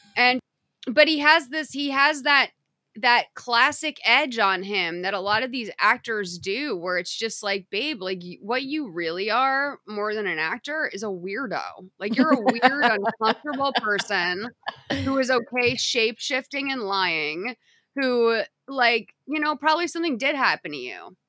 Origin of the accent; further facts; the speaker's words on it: United States; I'm an American